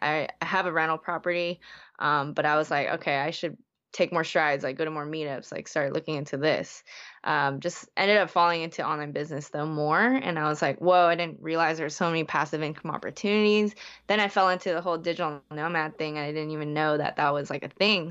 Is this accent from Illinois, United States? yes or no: no; Bay Area, California, United States; also born or lived in Hong Kong; I was born in Hong Kong, moved when I was, like, two, but, like, besides that, I was, like, in the Bay Area for, like, twenty, twenty-something years